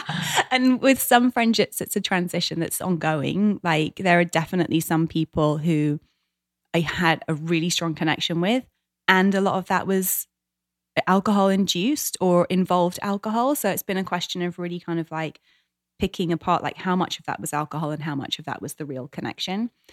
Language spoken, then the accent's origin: English; England, United Kingdom; moved away as an adult; now in United States; my hometown, my homeland, 'cause there's so much that I love about England and British culture